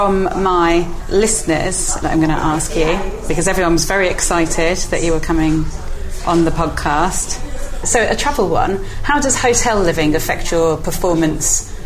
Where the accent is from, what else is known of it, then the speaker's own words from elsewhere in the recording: Spain; moved away; I grew up in Spain and go quite a lot.